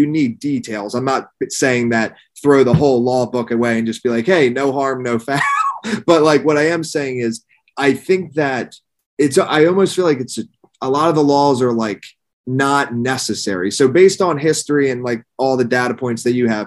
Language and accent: English; an hour north of Philadelphia, Pennsylvania, United States; now in Miami, United States; I live in Miami now, but I grew up in Pennsylvania, like an hour north of Philadelphia